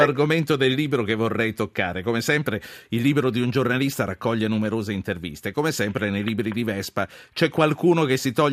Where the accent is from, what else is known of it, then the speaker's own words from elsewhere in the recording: Italy; Direttore, scoprire che noi italiani siamo dei Voltagabbana non è poi quella grande scoperta alla fine